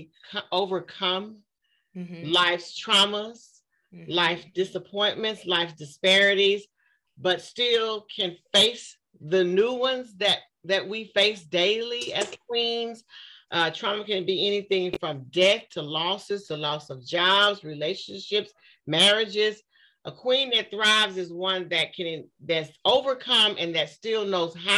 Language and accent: English; Waco, Texas, United States; I was born in Waco, Texas. I'm a Southern girl.